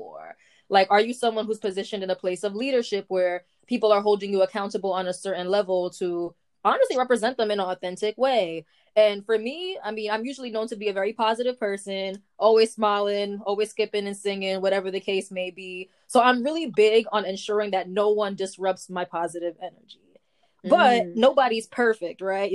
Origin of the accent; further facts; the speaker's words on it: New York City, New York, United States; I'm from the Bronx